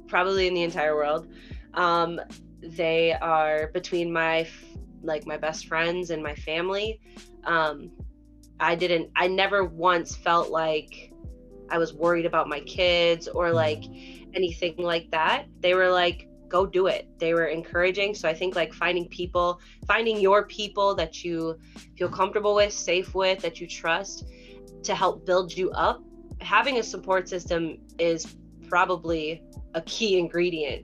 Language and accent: English; St. Paul, Minnesota, United States; the St. Paul show, because it was my hometown